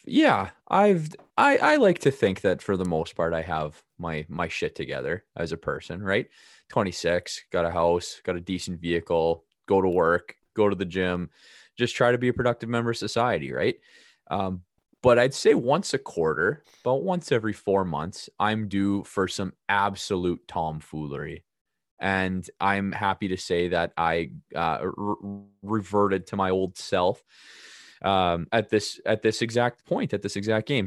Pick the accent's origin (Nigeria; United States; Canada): Canada; Regina, Saskatchewan; I'm from Regina